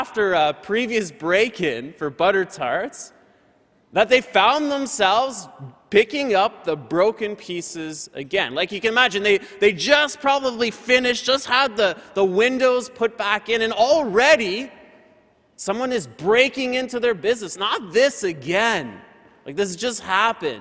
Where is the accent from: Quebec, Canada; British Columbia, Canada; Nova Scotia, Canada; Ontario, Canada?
Ontario, Canada; Windsor; Windsor, Ontario. That's my hometown, where I'm from.